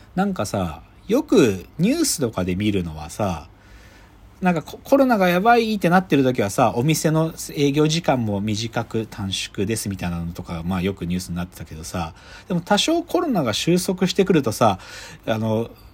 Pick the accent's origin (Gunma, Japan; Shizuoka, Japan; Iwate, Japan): Gunma, Japan; moved away; 僕群馬出身だからさ